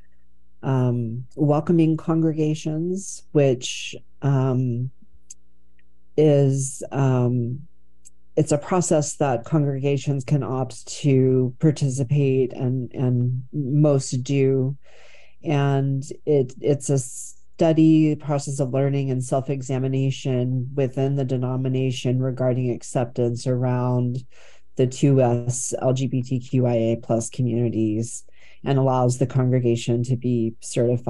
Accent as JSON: {"language": "English", "region": "Texas", "country": "United States", "tie": "born or raised there", "moved": "as an adult", "lives_now": "Portland, United States", "said": "I grew up in Texas in an area that was really imbued with these white nationalist conservative Christian"}